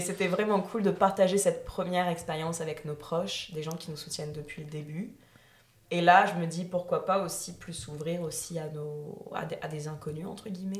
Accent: the Nord, Hauts-de-France, France; now in Quebec, Canada; je suis du, du Nord

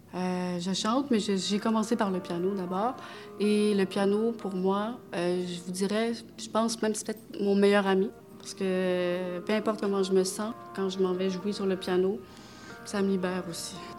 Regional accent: Quebec, Canada; also born or lived in Romania; Je suis née en Roumanie. Je suis roumaine d'origine turque, adoptée par euh, des parents québécois

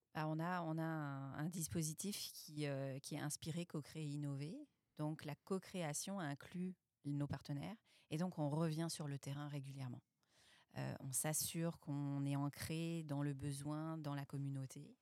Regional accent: France; moved away as an adult; now in Quebec, Canada; je suis française

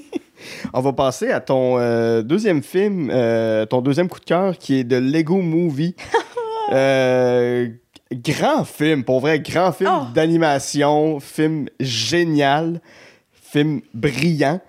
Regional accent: Gatineau, Quebec, Canada; je viens de Gatineau

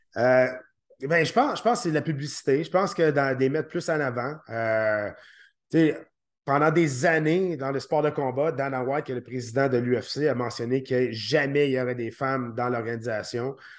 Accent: Quebec, Canada; ici au Québec

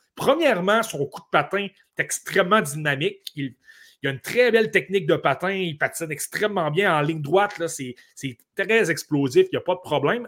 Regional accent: Côte-Nord, Quebec, Canada; je viens de la Côte-Nord, le Dracard de Bécomo, j'ai regardé cette équipe-là toute ma jeunesse

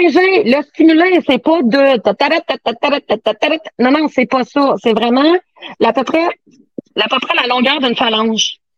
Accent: Saint-Ferdinand, Quebec, Canada; Je viens, de Saint-Ferdinand.

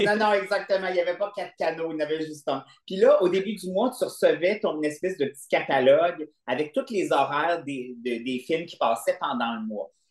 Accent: Quebec City, Quebec, Canada; je viens de Québec, puis j'habitais à Beauport, puis on avait un vieux cinéma de quartier

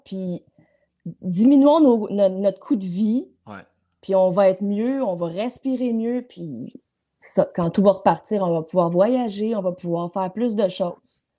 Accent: Montreal, Quebec, Canada; also born or lived in LaSalle; now in Châteauguay, Canada; moi je suis montréalaise, j'ai toujours vécu à Montréal dans tous les quartiers possibles.

